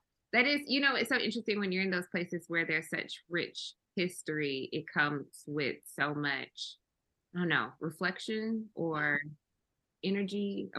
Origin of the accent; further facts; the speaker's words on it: the South, United States; just being Black and growing up in the South and just, like, navigating